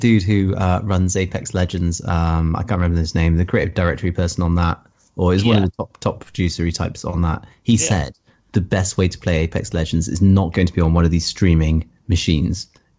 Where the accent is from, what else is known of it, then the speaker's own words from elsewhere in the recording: England, United Kingdom; I'm English.